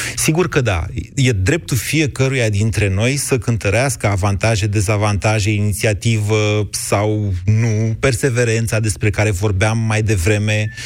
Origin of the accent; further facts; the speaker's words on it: Oltenia, Romania; eu sunt oltean